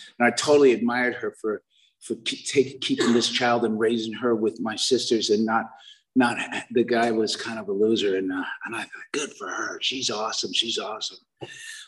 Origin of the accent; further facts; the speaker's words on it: Inglewood, California, United States; We grew up in Inglewood during the 60s